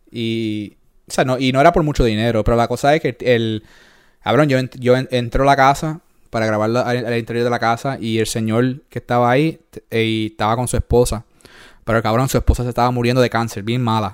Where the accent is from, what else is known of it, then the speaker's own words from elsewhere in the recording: Puerto Rico; moved away; also born or lived in New York; nosotros somos de ahí, de Puerto eh, Rico